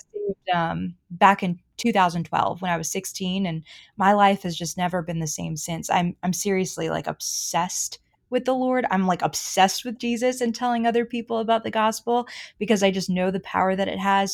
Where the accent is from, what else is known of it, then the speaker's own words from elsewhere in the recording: Boston, Massachusetts, United States; moved away as an adult; also born or lived in Charlotte, North Carolina; I'm from Boston